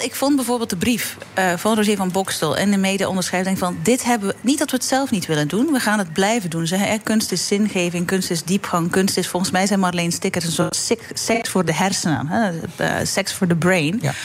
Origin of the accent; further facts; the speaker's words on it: Belgium; now in Netherlands; België is eh, mijn land, eh, mijn geboorteland